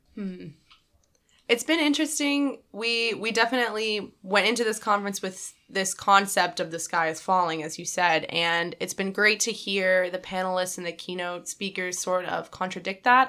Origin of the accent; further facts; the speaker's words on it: Dallas, Texas, United States; moved away as an adult; I'm originally from Dallas, Texas